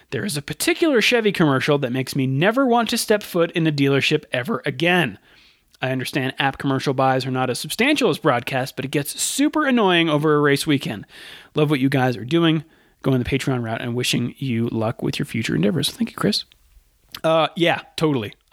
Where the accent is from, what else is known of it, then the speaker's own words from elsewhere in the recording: Canada; Uh, I'm from Canada, and we get the sports, uh, Sky Sports feed